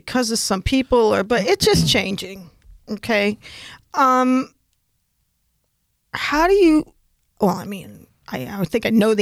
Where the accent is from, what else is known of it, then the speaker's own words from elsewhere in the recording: New York, United States; When I was a kid, I'm from New York State